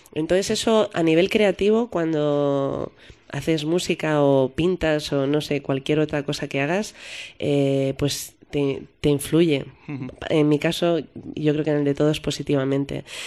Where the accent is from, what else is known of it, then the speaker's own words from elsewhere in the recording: Madrid, Community of Madrid, Spain; yo soy madrileña